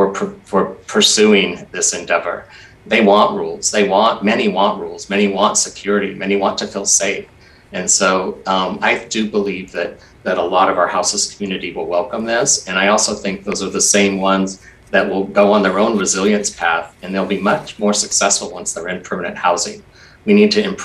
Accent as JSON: {"language": "English", "town": "Portland", "region": "Oregon", "country": "United States", "tie": "born or raised there", "said": "I was one of those Portlanders that was frustrated and actually getting kind of angry with my hometown"}